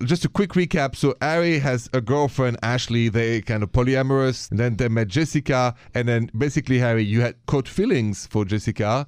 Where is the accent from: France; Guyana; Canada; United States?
France; accent: French; My accent is French.